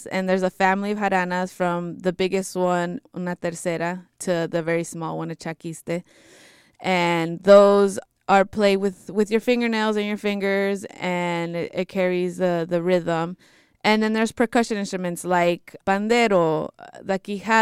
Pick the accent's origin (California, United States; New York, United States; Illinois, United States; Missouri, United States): California, United States; Bay Area; My parents are from Jalisco and Zacatecas, and I was born and raised in the Bay Area